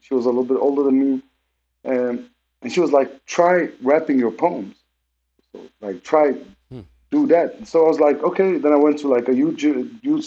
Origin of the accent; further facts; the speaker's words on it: Denmark; also born or lived in Lebanon; when we grew up in Denmark